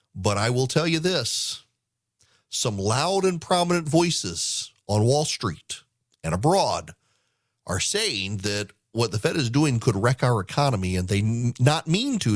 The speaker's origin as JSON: {"language": "English", "region": "Louisiana", "country": "United States", "tie": "born or raised there", "moved": "yes", "lives_now": "Georgia, United States", "said": "As someone who grew up in, in Louisiana"}